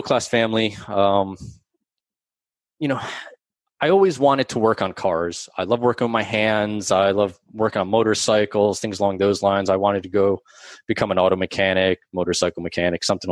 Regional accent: New Jersey, United States; I was born and raised in New Jersey. I still live here today.

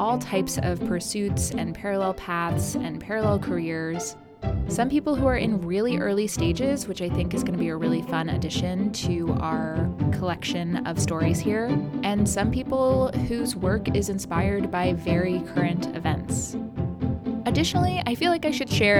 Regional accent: South Carolina, United States; also born or lived in Kansas City, Missouri; now in New York City, United States; my hometown in South Carolina.

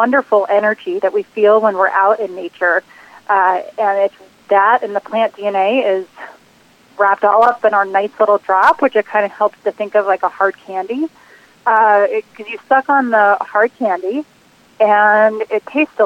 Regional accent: New Jersey, United States; now in Boulder, Colorado, United States; I'm originally from New Jersey

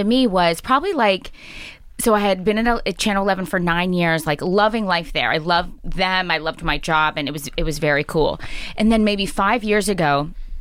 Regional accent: Pittsburgh, Pennsylvania, United States; moved away as an adult; also born or lived in Syracuse / upstate New York / the Midwest / North Carolina; when I was a little girl growing up in Pittsburgh, I went to North Hills High School.

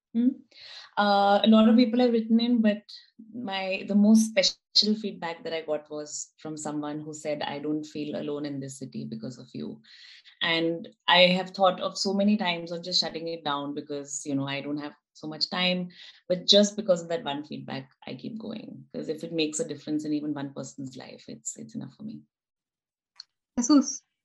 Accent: Delhi, India; moved away as an adult; now in Helsingborg, Sweden; I come from Delhi, which is what, 30 million people?

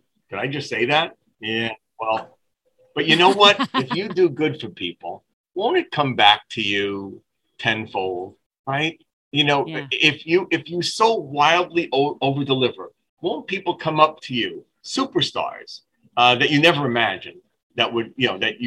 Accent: New York City, New York, United States; I'm the guy from Brooklyn, New York, that was involved with Vince McMahon's World Wrestling Federation for 4 years back in the late 70s

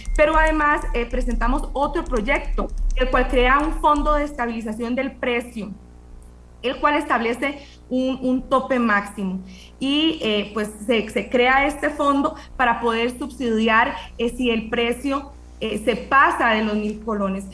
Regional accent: Costa Rica; nosotros como costarricenses

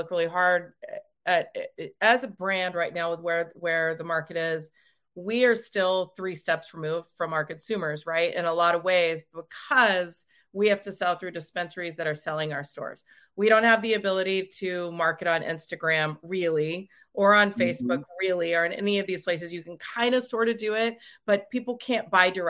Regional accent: Oregon, United States; I'm from Oregon

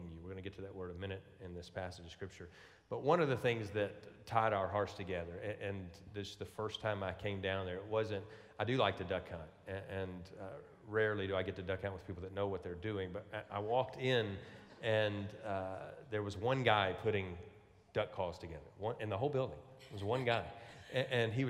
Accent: Louisiana, United States; I'm from Louisiana

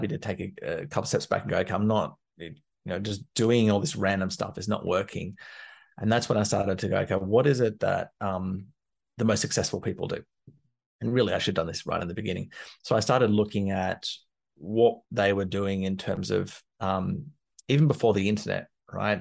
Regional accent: Canberra, Australian Capital Territory, Australia; moved away as an adult; also born or lived in London; I'm from Canberra in Australia, which is the capital, but it's not a big city

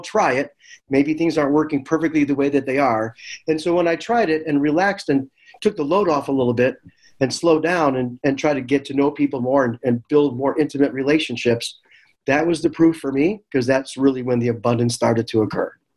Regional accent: Chicago, Illinois, United States; moved away; also born or lived in the Valley; I'm from Chicago

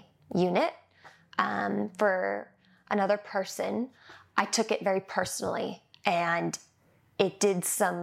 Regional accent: Manhattan Beach, California, United States; growing up in Manhattan Beach

